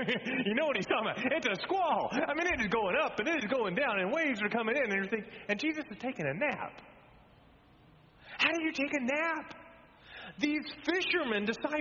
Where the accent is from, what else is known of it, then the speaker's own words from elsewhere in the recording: Texas, United States; moved away; I grew up in Texas